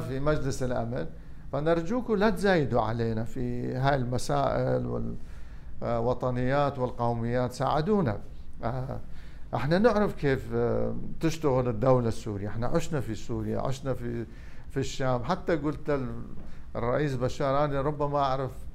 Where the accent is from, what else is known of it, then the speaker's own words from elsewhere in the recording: Iraq; also born or lived in Damascus, Syria; احنا عراقيين